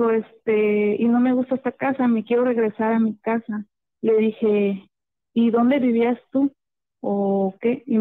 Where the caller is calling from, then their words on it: Lázaro Cárdenas, Michoacán, Mexico; hablo de Michoacán, Lázaro